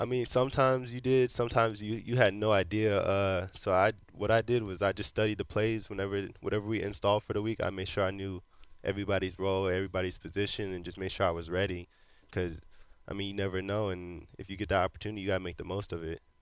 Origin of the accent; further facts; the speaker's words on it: Florida, United States; moved away as an adult; also born or lived in Cincinnati; now in Houston, United States; I was being from Florida